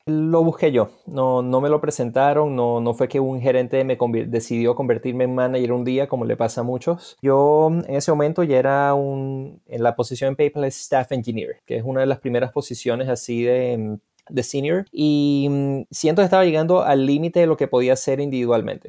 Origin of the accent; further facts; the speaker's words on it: Mérida, Venezuela; moved away as an adult; also born or lived in Florida, United States; now in United States; Mérida, Venezuela, por supuesto, que casualmente es donde yo nací. bueno, perdón, perdón, no nací, pero allí me crié